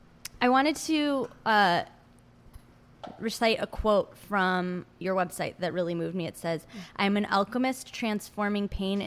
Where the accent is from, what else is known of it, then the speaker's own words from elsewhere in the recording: Michigan, United States; growing up in Michigan